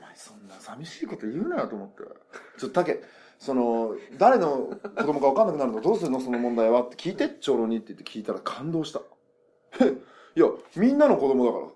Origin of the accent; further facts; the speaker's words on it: Nagasaki, Japan; 僕長崎生まれなんですけど